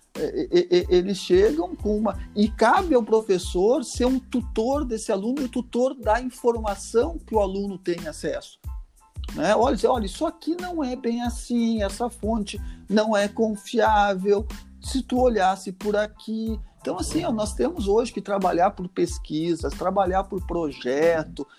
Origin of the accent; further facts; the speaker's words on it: Gaúcho, Rio Grande do Sul, Brazil; nós, como gaúcho